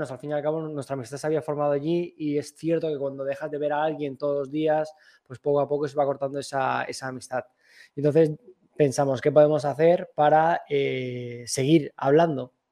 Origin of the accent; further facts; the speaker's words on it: Alicante, Valencian Community, Spain; Yo sí que soy de la capital.